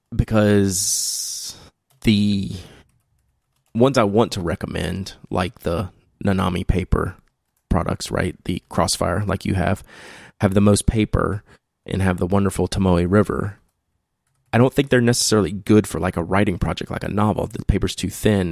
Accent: the South, United States; accent: barely southern drawl; my southern, you know, barely southern drawl

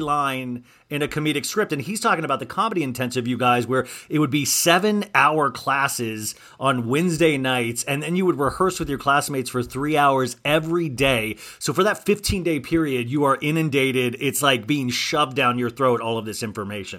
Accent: Olathe, Kansas, United States; moved away; I grew up in Kansas

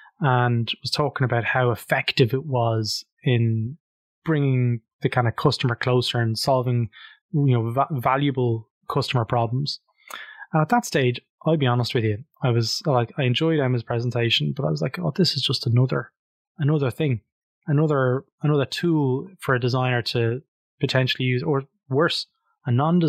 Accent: Leinster, Ireland; And I'm actually from Louth as well, so I know I'm completely biased. But the Louth that I'm from and the Louth that you're living in are two different worlds.

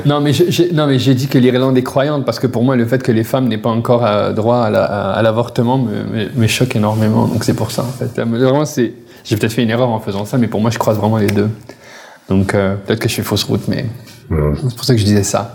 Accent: Paris, Île-de-France, France; moved away as an adult; now in Quebec, Canada; je viens de Paris

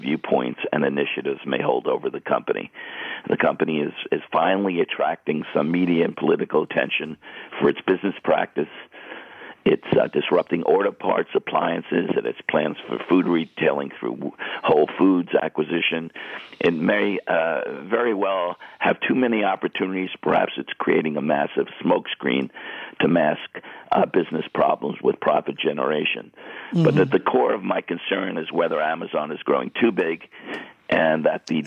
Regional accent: Rockville Centre, New York, United States; my hometown, Rockville Center, Long Island, on the South Shore

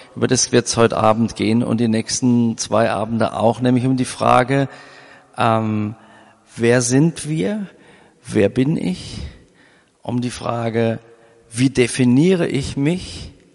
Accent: Germany; Wir als Deutsche

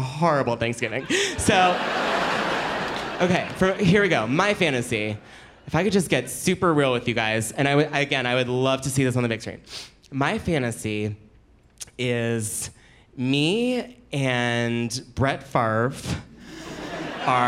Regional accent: Philadelphia, Pennsylvania, United States; I'm from Philadelphia

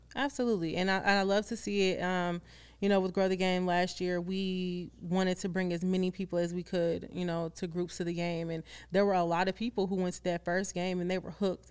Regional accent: Chicago, Illinois, United States; you're gonna know I'm from Chicago

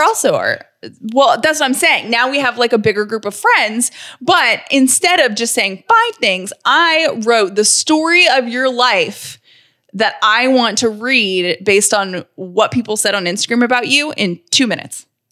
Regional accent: Atlanta, Georgia, United States; also born or lived in Nashville, Tennessee / Charlottesville, Virginia; I am from Atlanta, born and raised

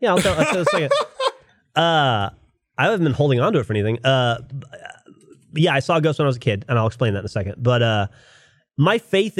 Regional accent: Florida, United States; Growing up in Florida

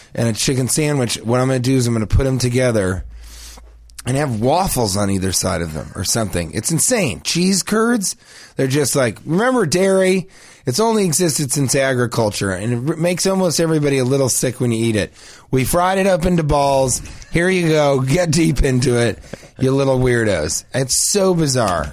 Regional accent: Denver, Colorado, United States; I'm from Denver

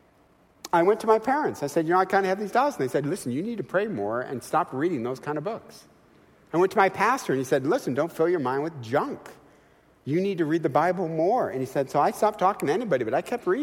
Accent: Midwest, United States; now in California, United States; I'm from the Midwest

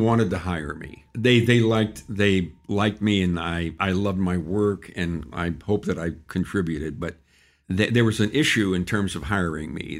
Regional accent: San Antonio, Texas, United States; also born or lived in Austin, Texas; I was born and raised in San Antonio, Texas

